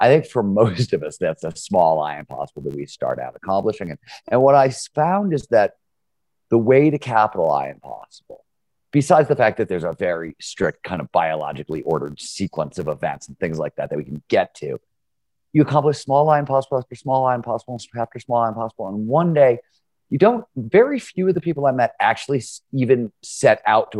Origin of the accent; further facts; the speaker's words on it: Cleveland, Ohio, United States; I grew up in Cleveland, Ohio in the 70s.